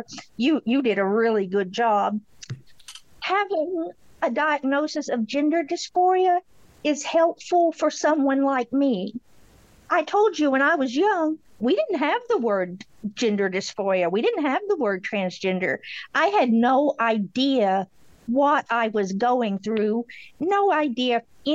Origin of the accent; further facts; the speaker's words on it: Beattyville, Kentucky, United States; accent: drawl; I'm from Beattyville, Kentucky. So, I got an accent